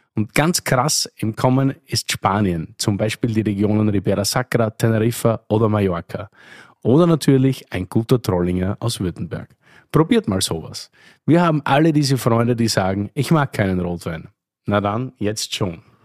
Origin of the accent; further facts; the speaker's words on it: Oberlungitz, Styria, Austria; moved away; Ich bin sozusagen im Wirtshaus aufgewachsen, in Oberlungitz, einem österreichischen 288 Seelendorf, eine halbe Stunde von Graz entfernt